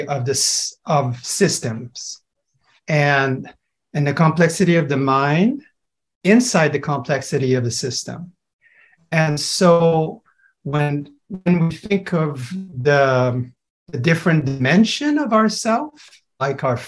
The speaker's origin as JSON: {"language": "English", "town": "Montreal", "region": "Quebec", "country": "Canada", "said": "I'm from Montreal"}